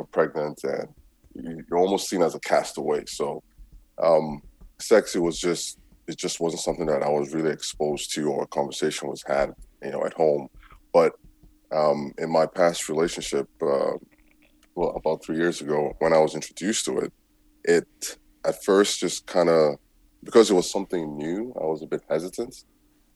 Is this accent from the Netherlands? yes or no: no; Nigeria; also born or lived in United States; now in Canada; I was born and raised in Nigeria in a Christian home